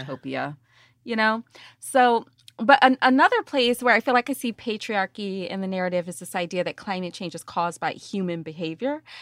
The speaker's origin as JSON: {"language": "English", "country": "United States", "moved": "yes", "lives_now": "New Orleans, United States", "said": "I'm a Southerner, like, from Alabama, Mississippi"}